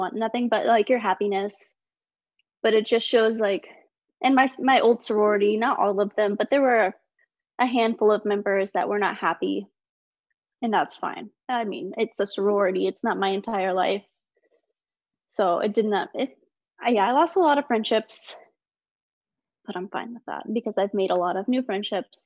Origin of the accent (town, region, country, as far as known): United States